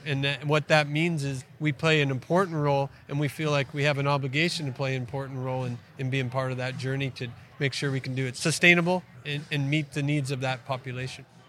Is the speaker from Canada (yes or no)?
yes; Western Canada, Canada; moved away as an adult; now in Australia; I grew up in Western Canada, grew up on a family farm